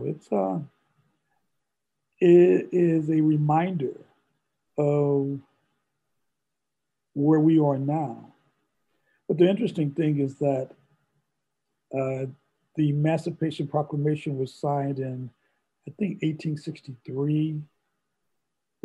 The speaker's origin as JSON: {"language": "English", "town": "St. Louis", "region": "Missouri", "country": "United States", "tie": "born or raised there", "moved": "yes", "said": "I'm originally from St. Louis, and I lived in an all-Black neighborhood in an all-Black elementary school"}